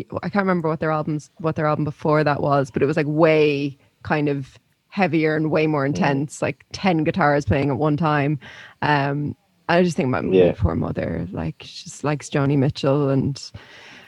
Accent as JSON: {"language": "English", "town": "Navan", "region": "Leinster", "country": "Ireland", "tie": "born or raised there", "moved": "as an adult", "said": "I lived in Navin from when I was 13 until when I was 18."}